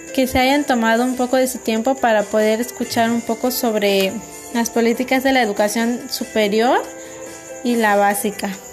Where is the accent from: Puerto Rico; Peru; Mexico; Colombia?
Mexico